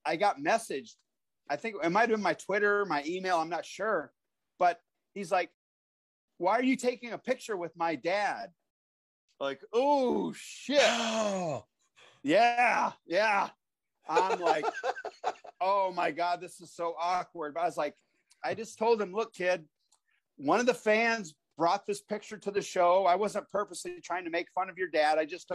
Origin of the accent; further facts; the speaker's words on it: Watkins, Iowa, United States; moved away as an adult; also born or lived in Ohio; from Watkins, Iowa. I worked at a man refrigeration for 2.5 years to save money to go to pro wrestling school. Population 100 in Watkins, Iowa